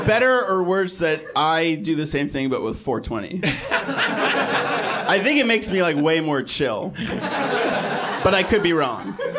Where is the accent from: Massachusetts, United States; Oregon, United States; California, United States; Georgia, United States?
Massachusetts, United States; Boston; I was from Boston